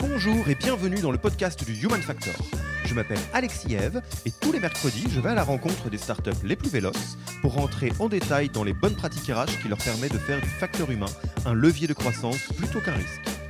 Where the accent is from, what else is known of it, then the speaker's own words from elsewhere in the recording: France; en tant que Français